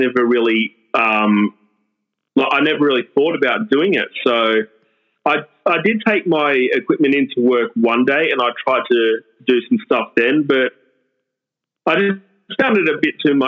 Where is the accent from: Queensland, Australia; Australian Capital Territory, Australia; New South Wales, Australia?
New South Wales, Australia; Sydney; I'm from Sydney, Australia, in the northwest of Sydney, in the Hills District